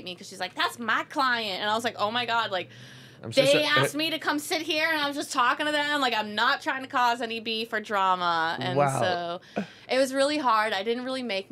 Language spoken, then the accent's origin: English; Miami, Florida, United States; I'm from Miami